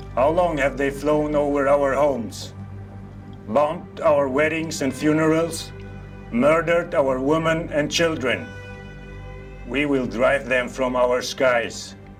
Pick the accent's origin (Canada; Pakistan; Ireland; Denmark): Pakistan; moved away; I grew up in Pakistan